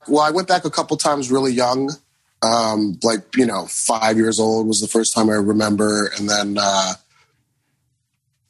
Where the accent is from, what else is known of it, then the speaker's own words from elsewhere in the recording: Riverside, California, United States; also born or lived in Egypt; We grew up in Riverside, California